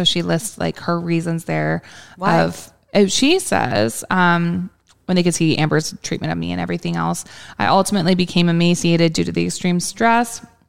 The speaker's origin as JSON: {"language": "English", "town": "Brisbane", "region": "Queensland", "country": "Australia", "tie": "born or raised there", "said": "a newspaper article from my hometown of Brisbane."}